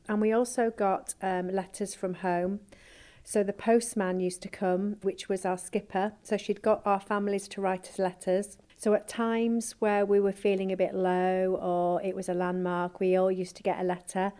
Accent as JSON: {"language": "English", "region": "Yorkshire and the Humber", "country": "United Kingdom", "said": "we're four mums from Yorkshire"}